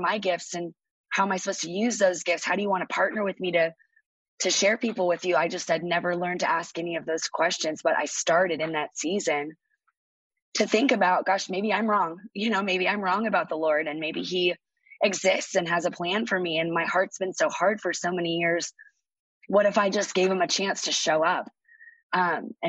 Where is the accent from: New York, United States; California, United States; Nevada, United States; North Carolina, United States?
California, United States; Orange; I grew up in Orange, California